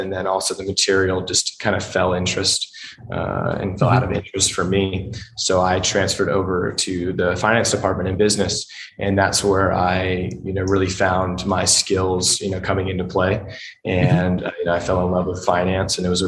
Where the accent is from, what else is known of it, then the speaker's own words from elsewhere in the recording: Huntington Beach, California, United States; I grew up in Huntington Beach, California